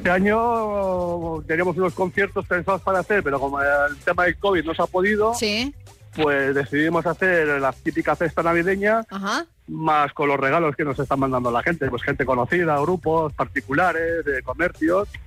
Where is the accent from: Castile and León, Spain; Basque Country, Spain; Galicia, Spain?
Basque Country, Spain; Biscay; somos los Alacranes del Norte, un grupo de amigos del Orrio, Vizcaya